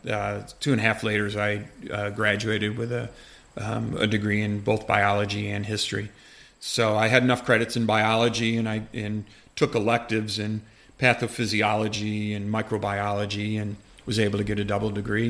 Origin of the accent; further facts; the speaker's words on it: Rochester, New York, United States; also born or lived in Adirondacks, New York; now in North Creek, United States; I was born in Rochester and, and, and grew up there